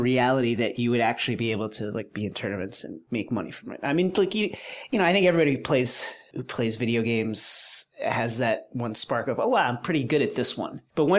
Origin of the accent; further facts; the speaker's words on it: Levittown, New York, United States; Very close to where I grew up in Levittown.